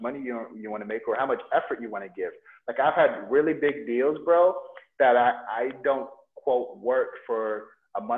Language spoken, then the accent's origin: English; United States; moved away as an adult; also born or lived in Nigeria; now in Bali, Indonesia; I grew up in America